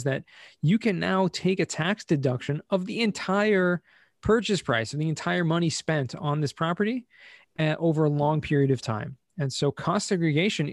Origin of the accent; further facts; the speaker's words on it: Southern California, United States; now in Israel; I grew up in Southern California.